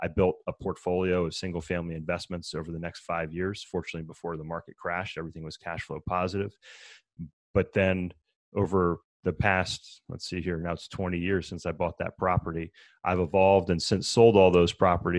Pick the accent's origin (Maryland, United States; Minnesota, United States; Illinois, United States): Maryland, United States; So I grew up in Maryland. I started racing bikes when I was 14 years old